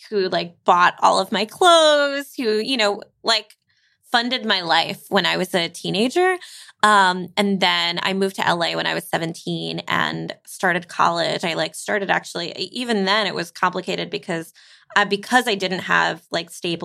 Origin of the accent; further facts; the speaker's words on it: New York City, New York, United States; I grew up in New York City